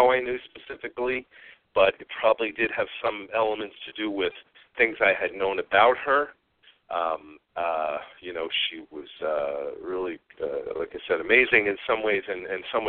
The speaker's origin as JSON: {"language": "English", "region": "New York", "country": "United States", "moved": "yes", "said": "I am from New York originally."}